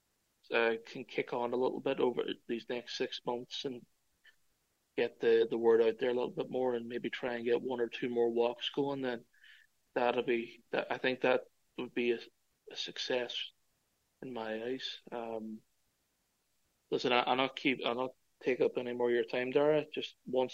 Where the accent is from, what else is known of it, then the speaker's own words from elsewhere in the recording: Derry, Northern Ireland, United Kingdom; moved away as an adult; now in Cork, Ireland; myself, as a Northern Irish man